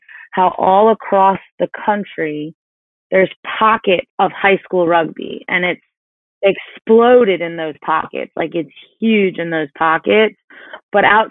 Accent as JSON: {"language": "English", "region": "New York", "country": "United States", "tie": "born or raised there", "also_born_or_lived": "South Carolina", "moved": "as an adult", "said": "I grew up 45 minutes outside of New York City"}